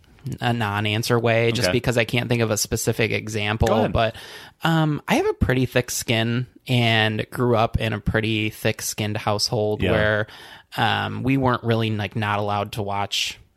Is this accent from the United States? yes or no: yes; Traverse City, Michigan, United States; now in Chicago, United States; I am from Traverse City, Michigan, and it is the cherry capital of the U.S.